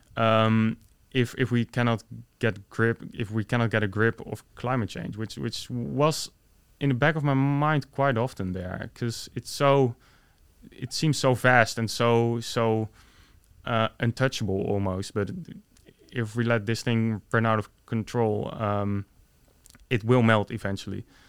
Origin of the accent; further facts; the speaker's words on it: Netherlands; I was born in the Netherlands